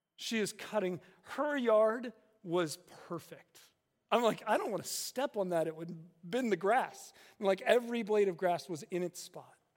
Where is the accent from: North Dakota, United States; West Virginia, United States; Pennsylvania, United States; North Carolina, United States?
West Virginia, United States; growing up in West Virginia